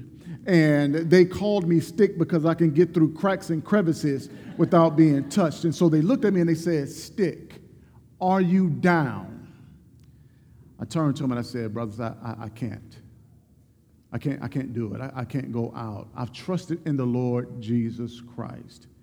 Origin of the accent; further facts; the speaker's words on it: Mobile, Alabama, United States; a local housing project in my hometown of Mobile, Alabama